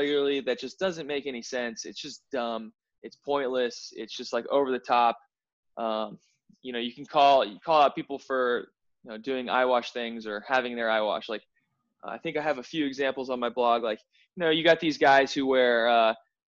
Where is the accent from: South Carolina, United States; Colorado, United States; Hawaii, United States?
Colorado, United States; Denver; I'm from Denver, Colorado